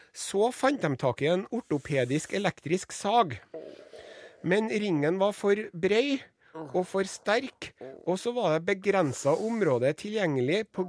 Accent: Trondheim, Trøndelag, Norway; som ekte trondhjemmer

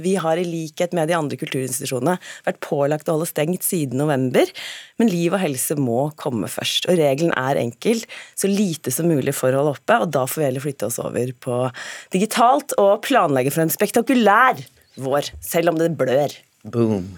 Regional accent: Norway; Jeg sier ikke 'jeg er nordmann', jeg sier oftere 'jeg er norsk kvinne'

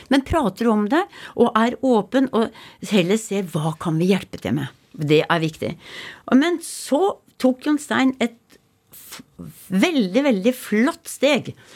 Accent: Rakkestad, Østfold, Norway; accent: Rakkestad dialect; also born or lived in Hallingdal / Geilo; now in Ustaoset, Norway; jeg er fra Rakkestad.

